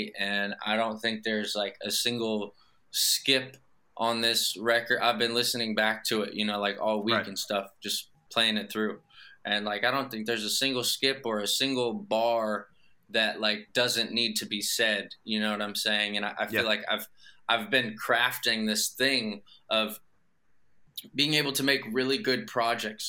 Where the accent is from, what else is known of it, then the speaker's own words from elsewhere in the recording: Los Angeles, California, United States; I grew up in kind of hopping around like the West Valley, Northwest Valley, Granada Hills, Porter Ranch, Northridge, Canoga Park